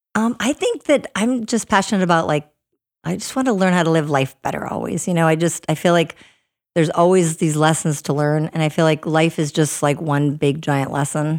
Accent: Minnesota, United States; moved away; also born or lived in Northern Virginia / North Dakota; I'm originally from Minnesota, so I grew up in the snow and the cold

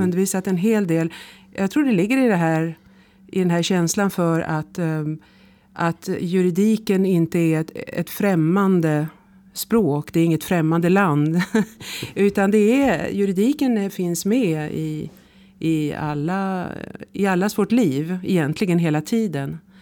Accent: Stockholm, Stockholm County, Sweden; moved away as an adult; also born or lived in Switzerland; now in Paris, France; Jag är svensk, eh, uppväxt i Stockholm

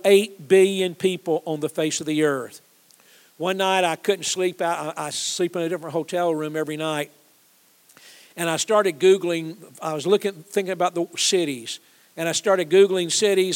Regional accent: Atlanta, Georgia, United States; I'm a Georgia guy. I grew up in Atlanta

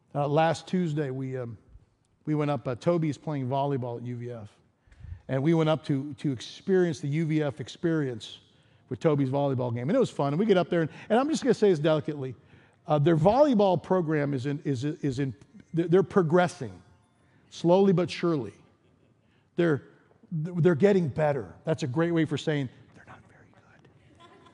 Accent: East Coast, United States; moved away as an adult; also born or lived in Chicago / Denver; I grew up in the East Coast, and then I spent about ten years in Chicago.

